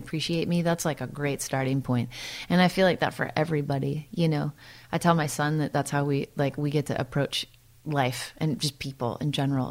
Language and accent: English; Santa Cruz, California, United States; also born or lived in Midwest / East Coast / Los Angeles; now in Nashville, United States; I grew up in Santa Cruz. I lived a couple other places like in the Midwest and the East Coast, and then but out to Santa Cruz before I was 10.